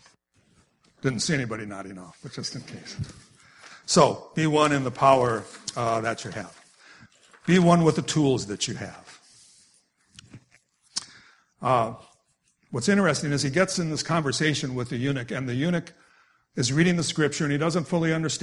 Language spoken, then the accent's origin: English; Wisconsin, United States; I grew up in Wisconsin, so I grew up with being a Packer fan